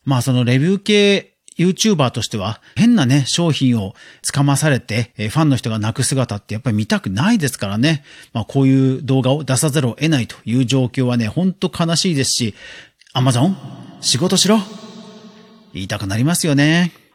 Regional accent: Yokohama, Kanagawa, Japan; 実家が横浜なんで、横浜のことはある程度わかるんですけど

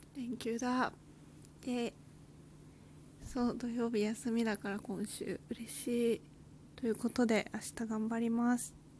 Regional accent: Kanto, Japan; moved away as an adult; now in Nagasaki, Japan; 私は関東人間

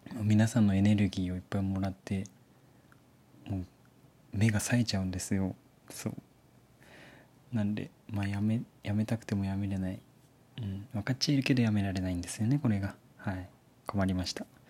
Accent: Fukuoka, Japan; moved away; 私福岡県出身でございまして小さい頃から福岡の美味しい食べ物をたくさん食べて育ったわけなんですけど今福岡から離れて別の場所で暮らしているんですね

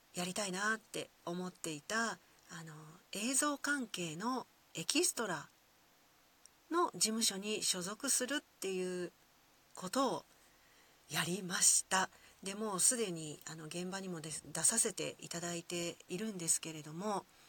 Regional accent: Kyoto, Japan; accent: Kyoto dialect; first language Kyoto dialect (Japanese); 生まれてからずっと使っている、えー、私、京都弁ネイティブ

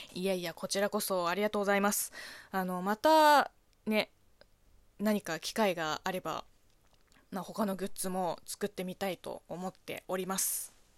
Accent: Zhejiang, China; Japanese is a second language; moved away as an adult; now in Japan; 私は、浙江省の出身なので、まあ、自分の地元の方言

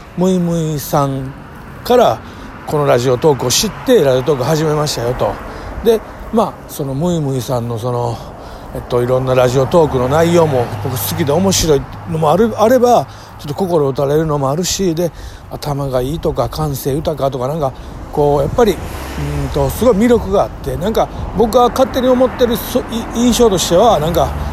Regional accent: Kobe, Hyogo, Japan; 神戸のほんまに下町で育ってきた

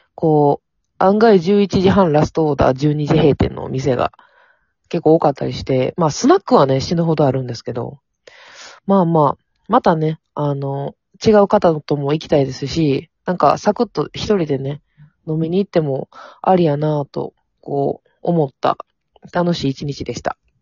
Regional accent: Amagasaki, Hyogo, Japan; 地元が阪神天崎

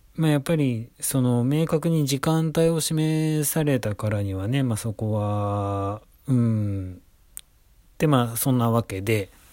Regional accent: Tokyo, Japan; 東京生まれ、東京育ち

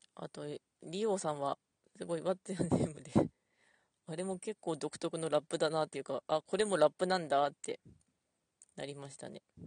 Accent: Ishikawa, Japan; 私石川出身なんで

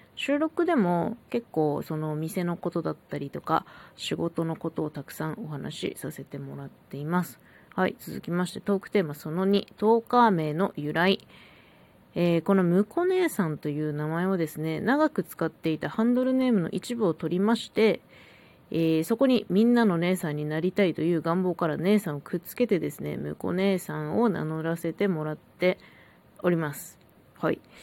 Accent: Hokkaido, Japan; 北海道生まれ、北海道育ちのさんじゅうさんさい

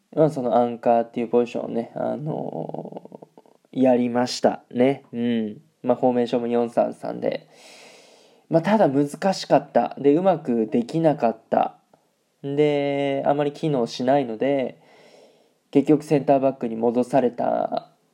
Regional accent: Aichi, Japan; moved away as an adult; now in Germany; 僕、あの、愛知県出身で、名古屋グランパスのね、下部組織に所属してま

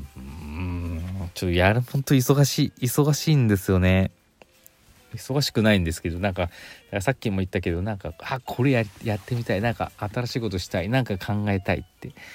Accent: Aichi, Japan; moved away; 私の実家ね愛知県の方

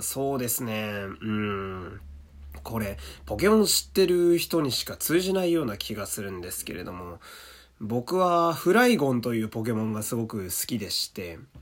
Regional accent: Fukui, Japan; 僕は地元福井県

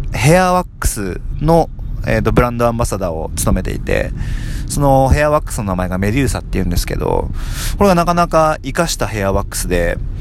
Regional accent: Tokyo, Japan; 僕もですね、あの、東京出身なので

